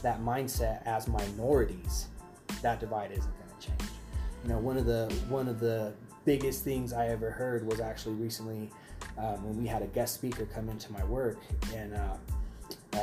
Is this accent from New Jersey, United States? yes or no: no; Arvada, Colorado, United States; I grew up in Arvada.